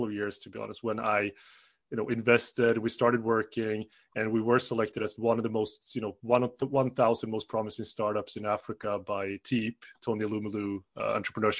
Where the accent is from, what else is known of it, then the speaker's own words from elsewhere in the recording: Sweden; also born or lived in South Korea / Switzerland / United Kingdom; I'm from Sweden, you know, not born, but definitely raised here since I was 10 months old.